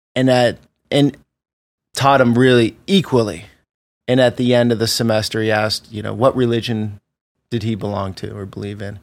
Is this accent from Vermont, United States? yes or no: yes; Vermont, United States; moved away; I grew up in Vermont